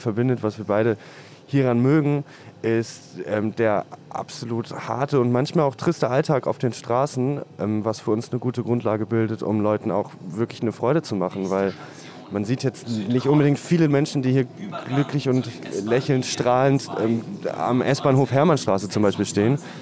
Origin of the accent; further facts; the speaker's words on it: Spandau, Berlin, Germany; Und ich bin aus Spandau.